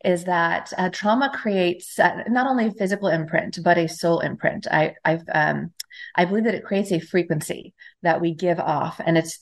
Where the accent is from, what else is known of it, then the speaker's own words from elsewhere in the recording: Temecula, California, United States; I grew up in Southern California